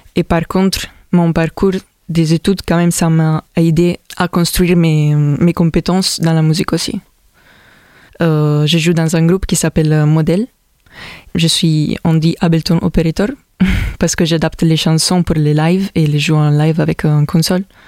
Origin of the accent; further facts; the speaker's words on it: Italy; French is a second language; moved away as an adult; also born or lived in Milan, Italy; now in Montpellier, France; Je viens de l'Italie. Je suis arrivé ici à Montpellier depuis deux ans.